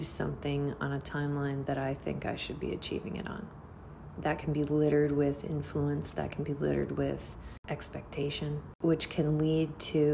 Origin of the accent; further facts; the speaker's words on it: United States; I'm American. I was born and raised in America.